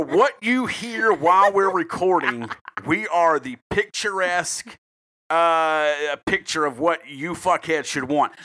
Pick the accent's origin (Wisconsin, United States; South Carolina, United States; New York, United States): South Carolina, United States; I'm a South Carolina boy.